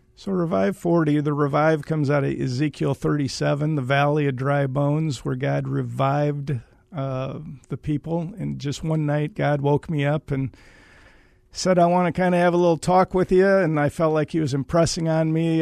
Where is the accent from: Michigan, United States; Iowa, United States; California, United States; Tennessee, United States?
Iowa, United States; Waterloo; I am from Iowa